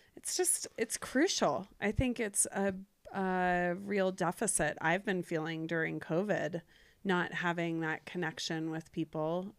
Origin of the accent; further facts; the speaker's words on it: Cincinnati, Ohio, United States; now in Jackson Hole, United States; Ohio. Cincinnati.